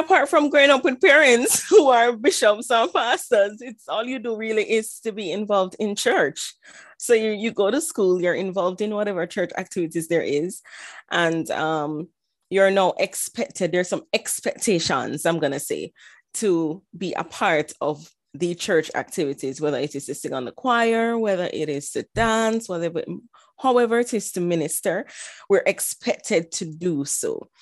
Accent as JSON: {"language": "English", "country": "Jamaica", "tie": "born or raised there", "also_born_or_lived": "Ilorin, Nigeria", "moved": "as an adult", "lives_now": "United States", "said": "in terms of growing up, I was actually growing up in Jamaica"}